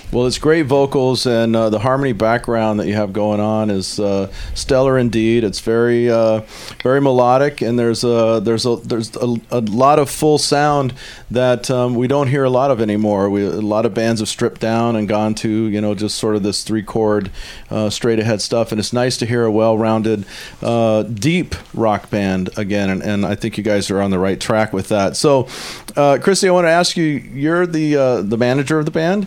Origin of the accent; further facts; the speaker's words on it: Houston, Texas, United States; now in Northwest, United States; I'm from down there. I grew up in Houston and spent a lot of time in the Gulf of Mexico